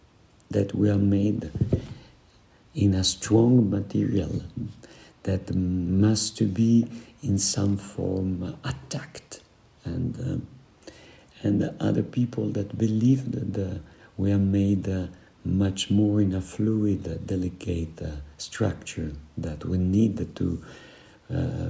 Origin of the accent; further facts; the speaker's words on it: Switzerland; we are from the Italian, Swiss part of the world. We are Mediterranean.